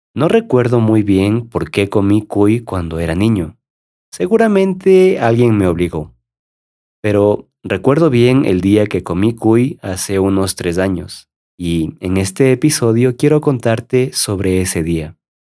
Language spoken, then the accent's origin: Spanish; Ecuador; como ecuatoriano